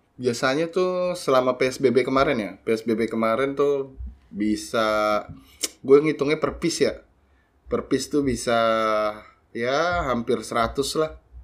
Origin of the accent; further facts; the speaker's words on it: Jakarta, Indonesia; moved away as an adult; also born or lived in Bogor; gua dari kecil di Jakarta